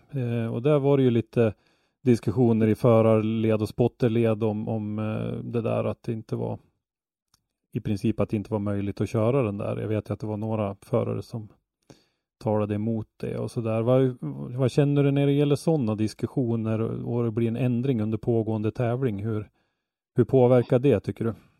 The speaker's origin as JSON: {"language": "Swedish", "town": "Ånge", "region": "Västernorrland County", "country": "Sweden", "tie": "born or raised there", "said": "Jag är ju uppvuxen i Ånge som ligger bara 10 mil från Östersund"}